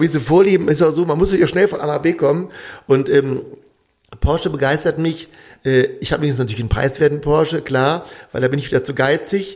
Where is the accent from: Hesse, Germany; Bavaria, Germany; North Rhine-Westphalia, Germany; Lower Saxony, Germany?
North Rhine-Westphalia, Germany; Düsseldorf; moved away as an adult; also born or lived in Vogtland, Saxony; now in Bad Elster, Germany; wir als Düsseldorfer